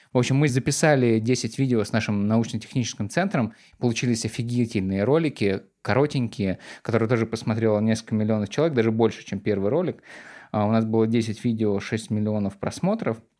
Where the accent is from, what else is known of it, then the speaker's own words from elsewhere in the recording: Volgograd, Volgograd Oblast, Russia; now in Saint Petersburg, Russia; я парень из Волгограда, из окраины Волгограда, который переехал в Петербург и устроился в Газпром